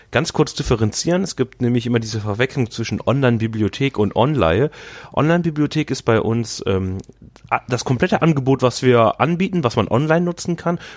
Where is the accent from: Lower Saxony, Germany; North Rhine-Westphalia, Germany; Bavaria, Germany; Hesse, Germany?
North Rhine-Westphalia, Germany; Düsseldorf; born there; Ja, bin du ja gebürtiger Düsseldorfer.